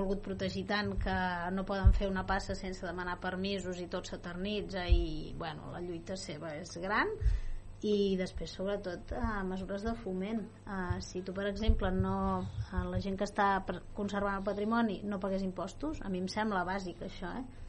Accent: Vallès, Catalonia, Spain; Jo també sóc del Vallès com, com vosaltres

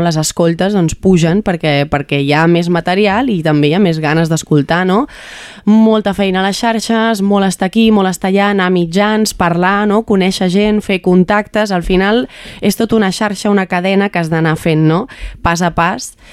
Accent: Montmeló, Catalonia, Spain; sóc de Montmeló de tota la vida

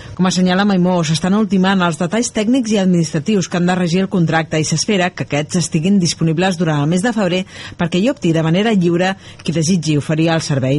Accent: Vila-seca, Catalonia, Spain; jo que sóc de Vilaseca

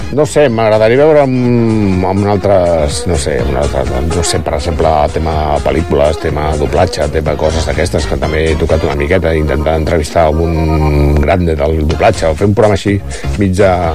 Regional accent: Barcelona, Catalonia, Spain; now in Palafolls, Spain; jo vaig fer ràdio de petit a, a Barcelona, a el que seria Ràdio Ibiza, que és la ràdio del meu barri, a barri d'Horta

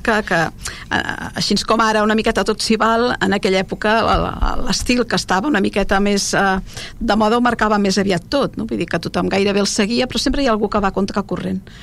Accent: Argentona, Catalonia, Spain; jo que soc d'Argentona

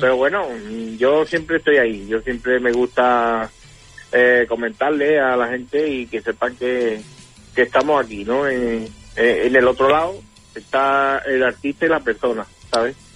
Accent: Morón de la Frontera, Andalusia, Spain; Allí en Morón tenemos varios artistas

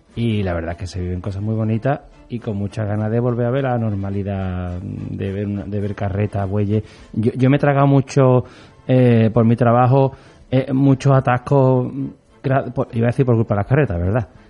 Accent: Andalusia, Spain; somos andaluces y tenemos una forma de vivir la alegría

